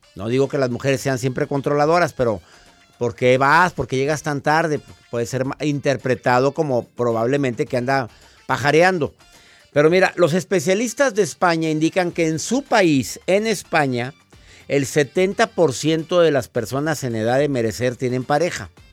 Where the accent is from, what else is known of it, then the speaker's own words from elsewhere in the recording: Mexico; en México, en mi país